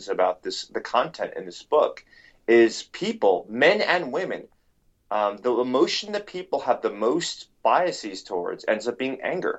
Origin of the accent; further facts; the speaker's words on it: New York City, New York, United States; growing up in New York City